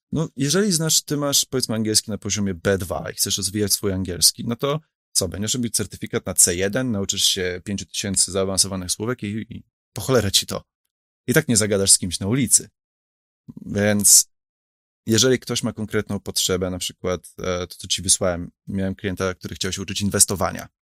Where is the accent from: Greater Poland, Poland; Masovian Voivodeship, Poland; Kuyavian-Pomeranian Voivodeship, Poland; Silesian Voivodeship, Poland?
Masovian Voivodeship, Poland; Warsaw; ja jestem z Warszawy, tak? My tata z Białegostoku, tak? Ja jestem stąd